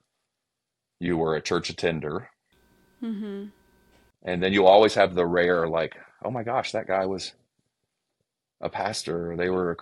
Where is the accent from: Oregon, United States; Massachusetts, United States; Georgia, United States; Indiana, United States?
Georgia, United States; accent: Southern; now in Cincinnati, United States; if I use my Southern accent, don't get offended because I'm actually from Georgia